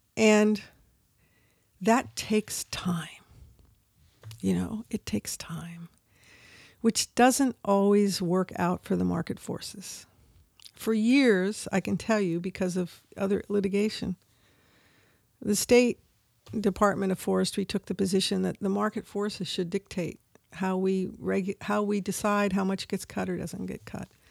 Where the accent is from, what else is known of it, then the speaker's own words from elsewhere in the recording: Humboldt, California, United States; also born or lived in San Francisco; although I was born in San Francisco, Francisco as a, you know, third generation, I grew up in Humboldt